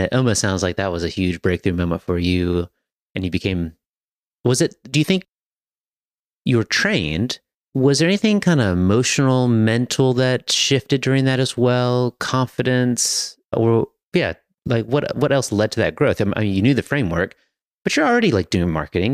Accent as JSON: {"language": "English", "region": "Virginia", "country": "United States", "tie": "born or raised there", "moved": "yes", "lives_now": "Hillsborough, United States", "said": "I grew up in Virginia"}